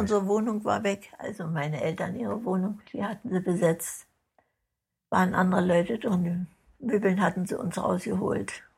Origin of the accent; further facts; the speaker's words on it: Germany; Ich bin Deutscher